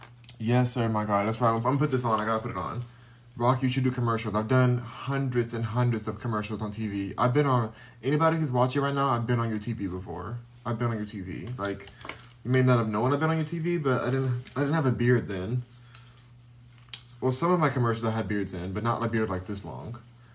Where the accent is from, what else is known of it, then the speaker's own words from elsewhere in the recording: Los Angeles, California, United States; I'm from Los Angeles. Where the Lakers are at, I'm from Los Angeles.